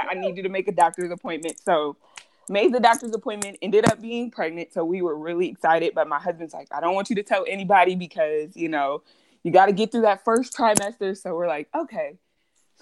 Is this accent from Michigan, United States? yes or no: yes; Michigan, United States; moved away as an adult; now in Georgia, United States; I moved back home to Michigan. I'm from the Midwest.